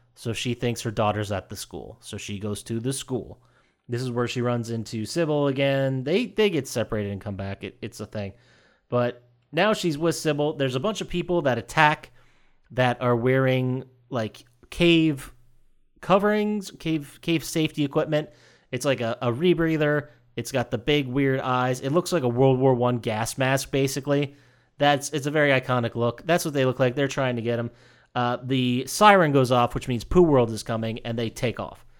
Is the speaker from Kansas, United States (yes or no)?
no; Pennsylvania, United States; my home state of Pennsylvania, or as we call it, P fucking